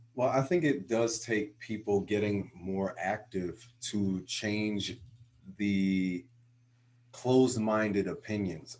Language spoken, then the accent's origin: English; New Jersey, United States; my home state of New Jersey